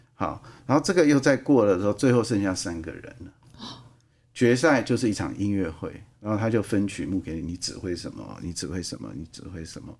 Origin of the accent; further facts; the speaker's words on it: Taiwan; moved away; also born or lived in Europe; 我是一个，呃，土生土长的客家人啊